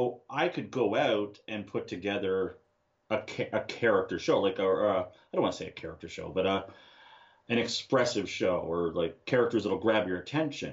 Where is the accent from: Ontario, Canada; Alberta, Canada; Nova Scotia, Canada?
Ontario, Canada; Ottawa; I'm from Ottawa, Ontario